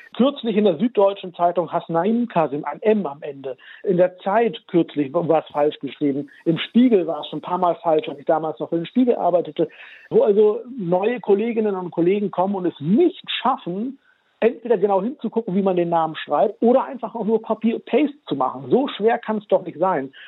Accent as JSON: {"language": "German", "country": "Germany", "tie": "born or raised there", "said": "Ich bin ja in Deutschland geboren und aufgewachsen"}